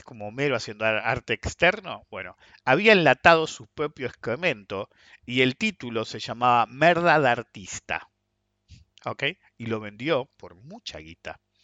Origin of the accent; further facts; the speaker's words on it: Argentina; soy ciudadano argentino, entonces estoy parado en Argentina.